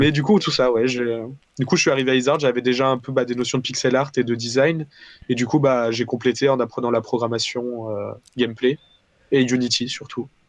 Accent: Valence, Auvergne-Rhône-Alpes, France; moved away as an adult; also born or lived in Paris; je viens de Valence à la base, donc dans le sud de, de, la France

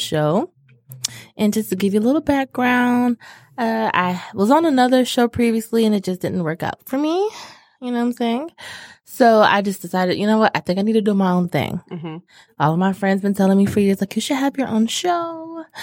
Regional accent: Southfield, Michigan, United States; we come from Southfield High.

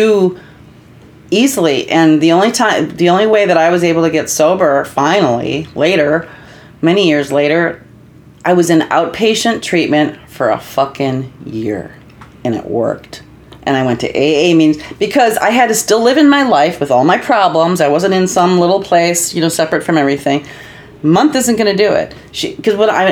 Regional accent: Libertyville, Illinois, United States; also born or lived in Minnesota; I'm from Libertyville

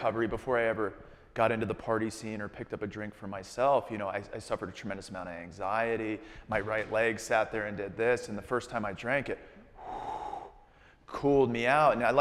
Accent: Tucson, Arizona, United States; I grew up in Tucson, Arizona

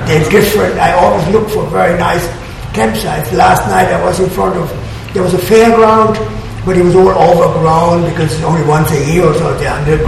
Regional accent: small town near Hanover, Lower Saxony, Germany; moved away as an adult; It's in Germany, in a small town where I was born. It's near Hanover

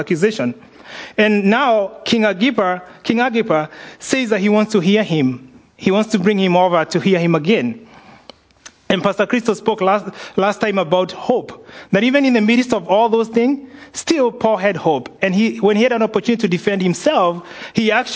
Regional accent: Kenya; moved away; growing up in Kenya

